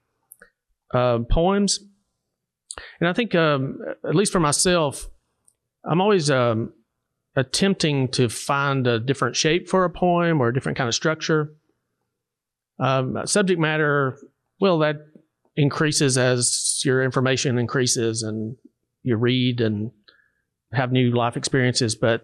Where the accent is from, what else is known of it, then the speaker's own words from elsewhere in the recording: Savannah, Tennessee, United States; I grew up in Hardin County, Savannah, Tennessee